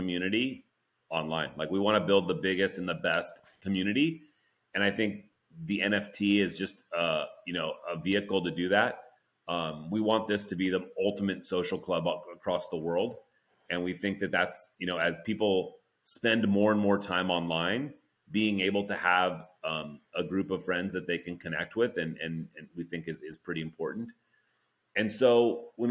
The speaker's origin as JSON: {"language": "English", "town": "Oakland", "region": "California", "country": "United States", "tie": "born or raised there", "said": "I was born in Oakland, so I grew up, you know, Warriors fan"}